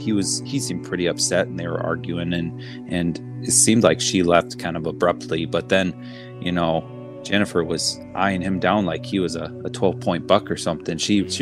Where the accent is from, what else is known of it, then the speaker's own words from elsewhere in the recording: Wisconsin, United States; moved away; Oh yeah, I'm a transplant up here. I came from Wisconsin. My parents came over to the dark side.